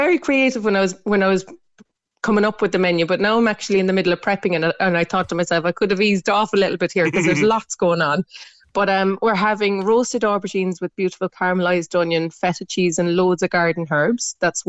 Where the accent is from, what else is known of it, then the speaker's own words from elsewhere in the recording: Ireland; we are Irish.